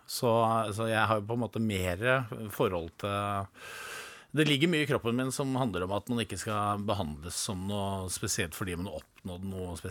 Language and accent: Norwegian; Innlandet, Norway